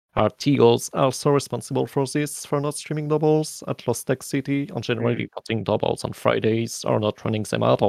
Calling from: Paris, Île-de-France, France; I'm calling from Paris, France.

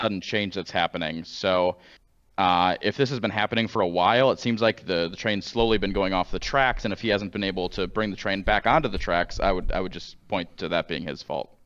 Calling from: St. Louis, Missouri, United States; I'm calling from Saint Louis, Missouri

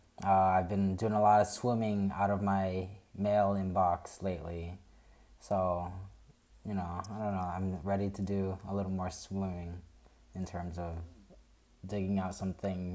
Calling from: Chicago, Illinois, United States; I'm calling here from Chicago, Illinois.

